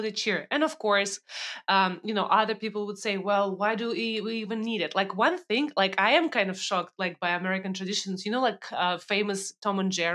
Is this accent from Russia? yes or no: yes; Russia; now in United States